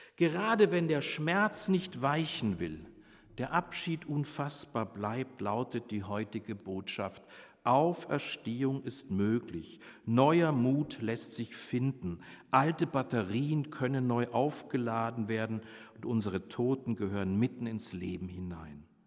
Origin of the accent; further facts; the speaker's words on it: Bavaria, Germany; moved away; Ich komme ja aus Bayern